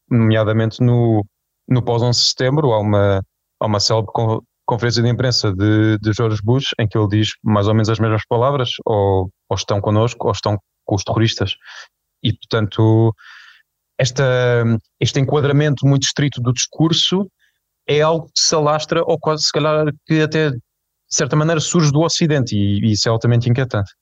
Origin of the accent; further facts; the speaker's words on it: Portugal; enquanto, enquanto portugueses